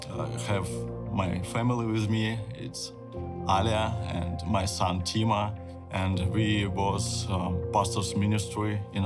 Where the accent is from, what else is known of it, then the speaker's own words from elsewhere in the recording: Russia; I'm pastor from Russia.